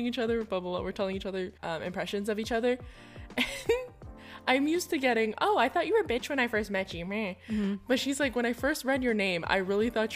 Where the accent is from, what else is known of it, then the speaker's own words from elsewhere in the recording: Hawaii, United States; growing up in Hawaii, my household easily took a Japanese route